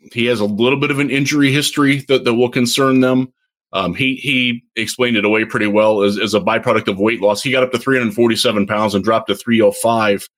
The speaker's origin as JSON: {"language": "English", "region": "Michigan", "country": "United States", "said": "I'm from Michigan."}